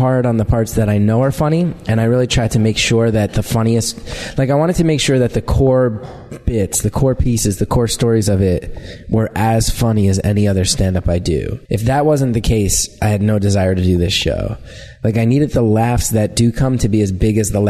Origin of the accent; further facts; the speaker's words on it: New York, United States; being a New Yorker